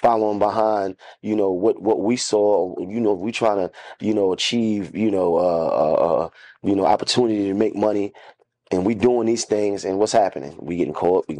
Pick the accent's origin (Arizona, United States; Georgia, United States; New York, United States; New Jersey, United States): New York, United States; New York City; I was from Bed-Stuy